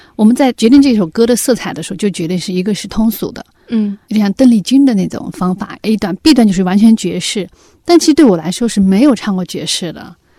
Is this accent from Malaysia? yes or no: no; China; 作为中国人嘛